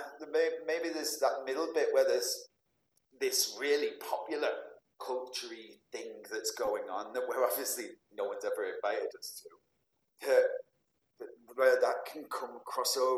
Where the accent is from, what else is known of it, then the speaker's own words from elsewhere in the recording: Manchester, North West England, United Kingdom; It's from my hometown, Manchester